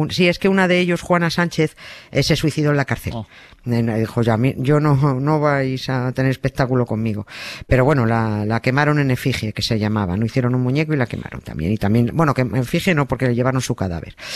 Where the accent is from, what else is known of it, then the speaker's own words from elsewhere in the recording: Spain; como española